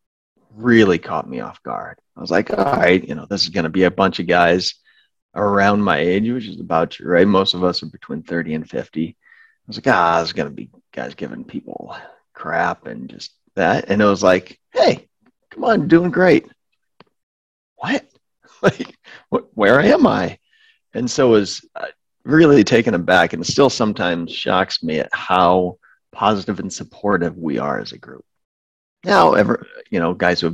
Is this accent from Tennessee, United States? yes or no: no; Omaha, Nebraska, United States; also born or lived in South Bend, Indiana / Washington, District of Columbia, United States / Virginia; grew up, born and raised in Omaha